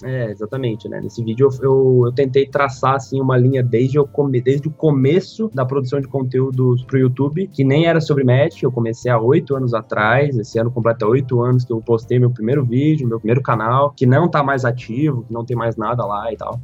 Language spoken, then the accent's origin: Portuguese; Criciúma, Santa Catarina, Brazil; now in Florianópolis, Brazil; Eu nasci em Criciúma, que é uma cidade que fica no sul de Santa Catarina, a umas três horas mais ou menos de Florianópolis, que é onde eu moro hoje. Eu vivi a minha vida inteira em Criciúma, na verdade, até os 16 anos lá.